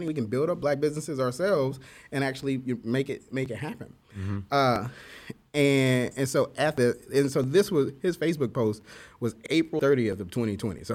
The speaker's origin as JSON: {"language": "English", "town": "Kansas City", "region": "Missouri", "country": "United States", "tie": "born or raised there", "said": "I am from Kansas City"}